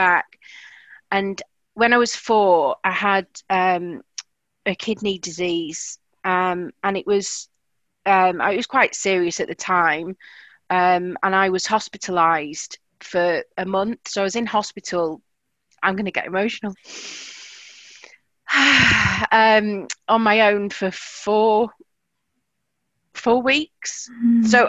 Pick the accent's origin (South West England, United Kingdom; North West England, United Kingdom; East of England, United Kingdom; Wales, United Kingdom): North West England, United Kingdom; Blackpool; moved away as an adult; now in South of England, United Kingdom; I'm from Blackpool, originally